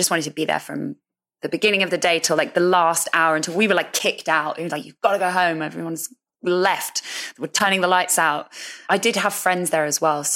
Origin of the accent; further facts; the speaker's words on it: London, United Kingdom; I was coming from Northwest London to South London